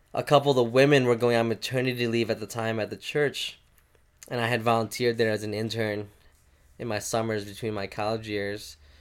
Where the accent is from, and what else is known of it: Minnesota, United States; born or raised there; also born or lived in Thailand